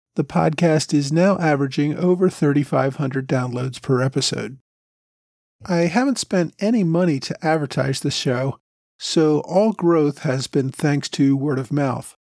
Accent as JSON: {"language": "English", "region": "Delaware", "country": "United States", "tie": "born or raised there", "said": "I grew up in Delaware"}